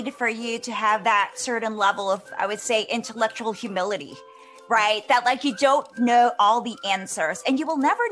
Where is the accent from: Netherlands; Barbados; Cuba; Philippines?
Philippines; moved away as an adult; also born or lived in Singapore; now in Canada; I was born and raised in the Philippines, but I've been living overseas